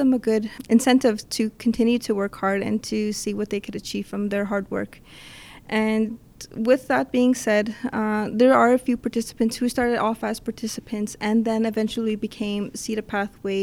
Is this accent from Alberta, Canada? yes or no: no; Winnipeg, Manitoba, Canada; I grew up in the North End